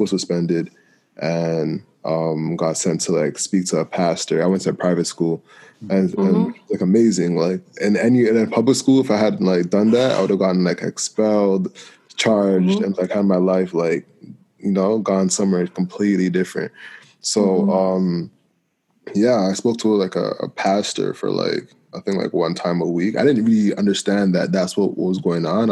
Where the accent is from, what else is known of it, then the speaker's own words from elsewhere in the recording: Toronto, Ontario, Canada; I grew up in Malvern, then moved to a private school like across town.